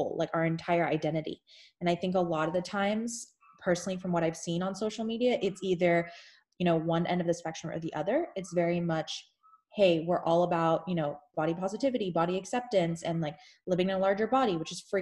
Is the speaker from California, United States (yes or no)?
no; Houston, Texas, United States; I'm from Houston, Texas. Originally born and raised from there